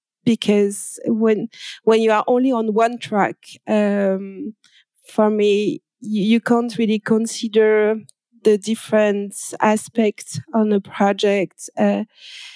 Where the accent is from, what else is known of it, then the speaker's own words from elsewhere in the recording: France; accent: French; English is a second language; I'm French. I guess you can hear with my accent.